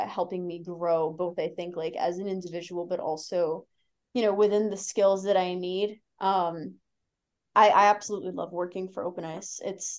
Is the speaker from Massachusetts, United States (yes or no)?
yes; Boston, Massachusetts, United States; But I like the Celtics just because I'm from Boston.